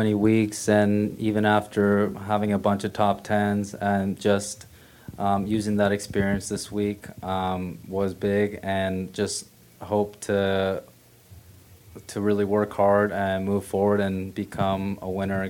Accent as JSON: {"language": "English", "country": "South Korea", "said": "Just not being able to visit Korea and going back to my home country as much is the only thing that hurts me a little bit sometimes."}